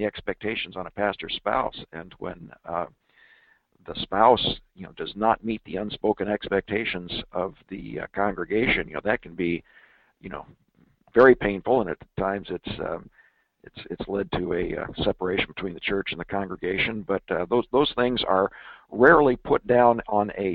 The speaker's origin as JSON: {"language": "English", "town": "Denver", "region": "Colorado", "country": "United States", "tie": "born or raised there", "said": "my hometown of Denver, Colorado"}